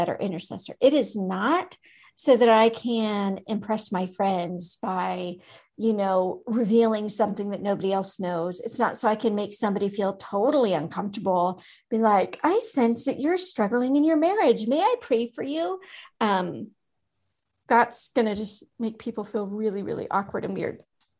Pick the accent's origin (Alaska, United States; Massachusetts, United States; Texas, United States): Alaska, United States; moved away; my home state